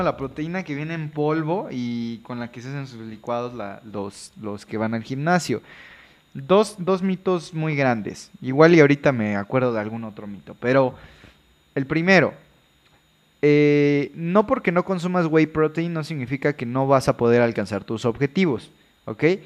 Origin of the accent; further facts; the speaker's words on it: Veracruz, Mexico; soy de Veracruz